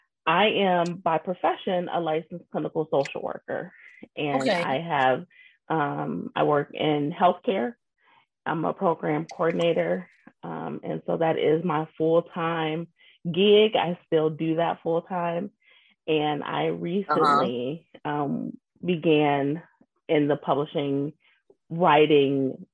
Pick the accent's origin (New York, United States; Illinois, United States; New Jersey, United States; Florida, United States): Illinois, United States; Zion; now in Wisconsin, United States; I'm originally from Zion, Illinois